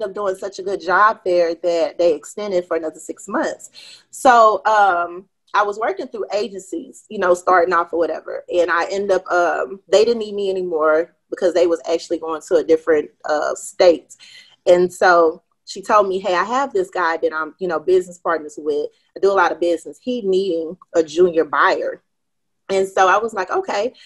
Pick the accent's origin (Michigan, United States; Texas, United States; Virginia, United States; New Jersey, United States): Texas, United States; Houston; I'm from Houston, Texas, a.k.a. H-Town. You know, born and raised here. Haven't lived anywhere else.